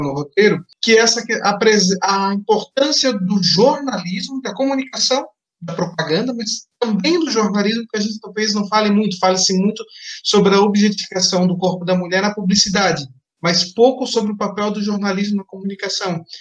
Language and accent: Portuguese; Blumenau, Santa Catarina, Brazil; de onde eu venho, de Blumenau, Santa Catarina